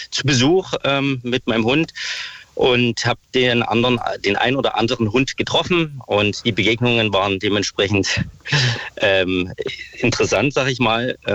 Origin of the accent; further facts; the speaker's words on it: Saxony, Germany; now in Berlin, Germany; Das, ich komme ursprünglich aus Sachsen, da ist genau das gleiche Problem.